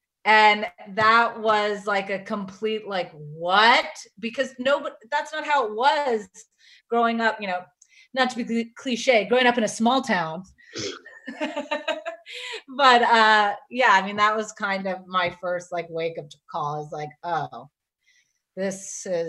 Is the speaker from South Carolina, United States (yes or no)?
yes; South Carolina, United States; I really didn't know the magnitude of it growing up in South Carolina.